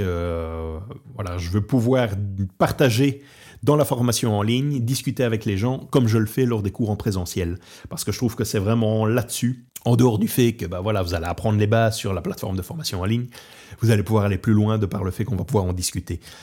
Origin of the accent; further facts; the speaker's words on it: Belgium; now in Portugal; je suis au Portugal, je suis originaire de Belgique et je travaille beaucoup sur la France